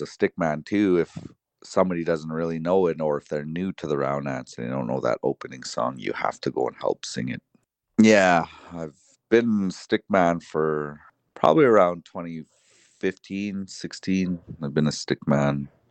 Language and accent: English; Paul's First Nation, Alberta, Canada; also born or lived in Browning, Montana; I am from Paul's First Nation and, uh, enrolled into Browning, Montana